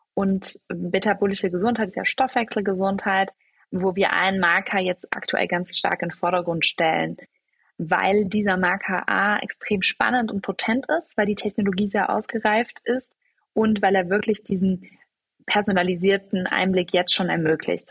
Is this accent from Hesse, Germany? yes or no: no; Cologne, North Rhine-Westphalia, Germany; also born or lived in Munich / Düsseldorf; ich bin von Köln, wo ich aufgewachsen bin, nach München gegangen